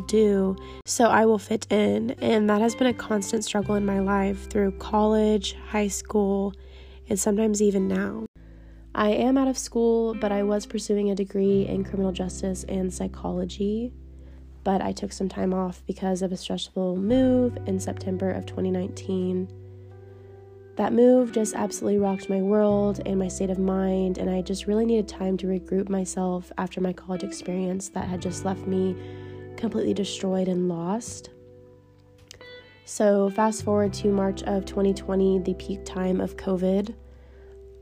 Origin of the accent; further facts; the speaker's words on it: Texas, United States; I am a 22-year-old female born and raised in Texas